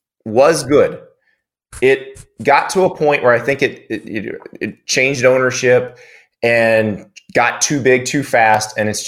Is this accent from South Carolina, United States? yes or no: yes; Columbia, South Carolina, United States; Columbia, South Carolina, my hometown. Yep. I was born 2 miles from campus at Baptist Hospital in Columbia.